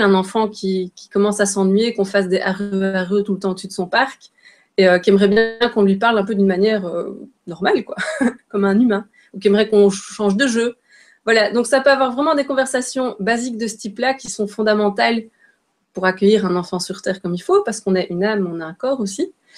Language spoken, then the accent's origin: French; Belgium; je suis belge